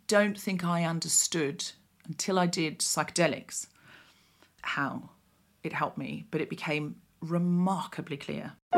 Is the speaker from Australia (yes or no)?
yes; Australia; I'd had a pretty, you know, quote-unquote standard, whatever that means, childhood, growing up in Australia